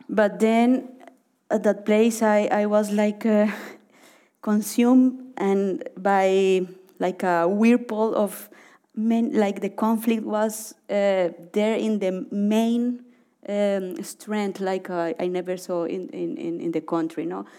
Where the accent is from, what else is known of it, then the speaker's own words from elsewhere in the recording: Cali, Valle del Cauca, Colombia; moved away as an adult; also born or lived in Orinoco region; I grew up in Cali